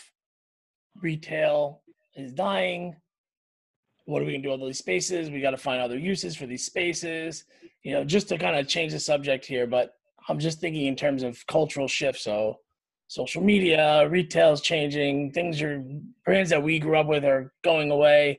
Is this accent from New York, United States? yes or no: yes; Long Island, New York, United States; I grew up on Long Island